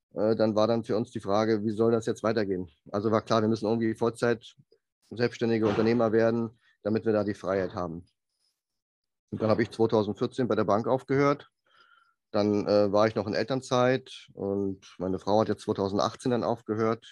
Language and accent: German; Germany; also born or lived in south of Munich, Bavaria; als Deutscher